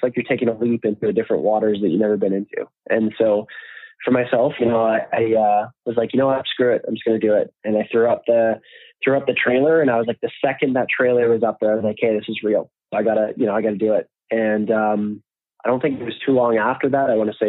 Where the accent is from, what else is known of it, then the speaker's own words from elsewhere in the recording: Canada; Myself being Canadian, fortunately, it was easier than it would have been if I was coming from somewhere else in the world